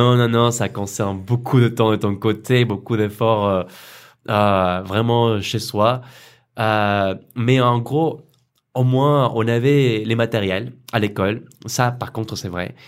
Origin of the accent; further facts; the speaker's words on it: Colombia; French is a second language; moved away as an adult; also born or lived in Arles, France; now in France; je viens de Colombie